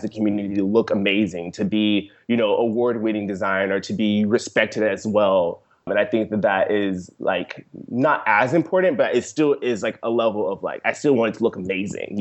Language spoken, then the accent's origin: English; Seale, Alabama, United States; I grew up in rural Seal, Alabama